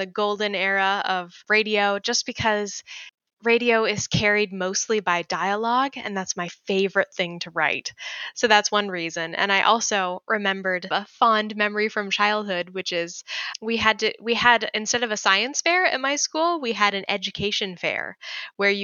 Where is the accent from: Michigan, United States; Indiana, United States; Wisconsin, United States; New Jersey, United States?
Indiana, United States; now in Minnesota, United States; I grew up in Indiana and live in Minnesota now